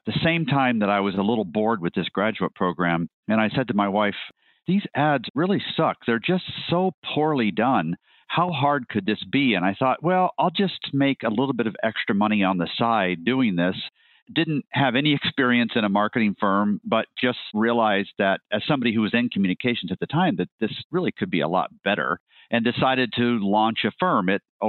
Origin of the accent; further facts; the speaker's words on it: Guatemala; I should back up to say I grew up in Guatemala. My parents were medical missionaries, so we lived with this tribe of Mayan Indians.